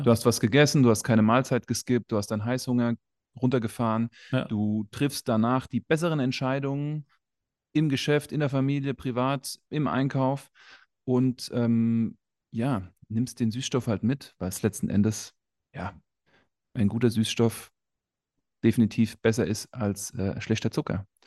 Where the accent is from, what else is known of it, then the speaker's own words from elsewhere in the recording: Frankfurt, Hesse, Germany; Ich bin in Frankfurt aufgewachsen